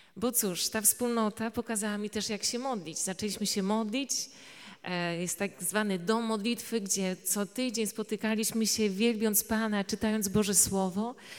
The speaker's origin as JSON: {"language": "Polish", "town": "Tarnowska Wola", "region": "Subcarpathian Voivodeship", "country": "Poland", "tie": "born or raised there", "said": "pochodzę e, z Podkarpacia. E, to jest taka mała miejscowość Tarnowska Wola i cóż, tam wyrastałam"}